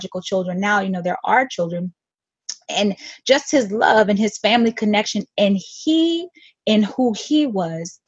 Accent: United States; I'm American born.

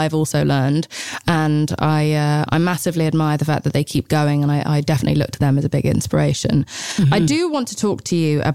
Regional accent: England, United Kingdom; I'm English

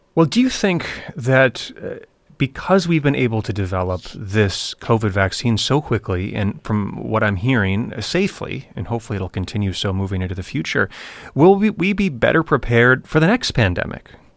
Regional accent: United States

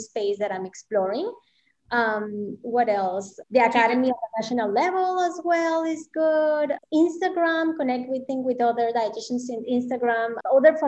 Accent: Mexico; moved away; I grew up in Mexico, so my Spanish is pretty it's pretty clean

